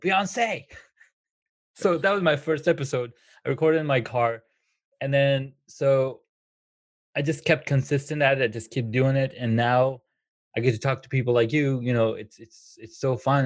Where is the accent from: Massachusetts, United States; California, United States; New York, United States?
California, United States; moved away as an adult; also born or lived in Colorado / Washington, D.C.; I grew up in California. I worked there for like for the longest time, and then I moved to Colorado. Then I moved to the D, to DC